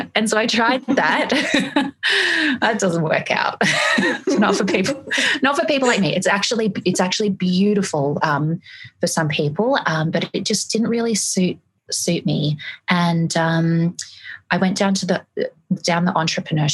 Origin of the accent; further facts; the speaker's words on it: Greece; now in Australia; I have a European background, I was born in Greece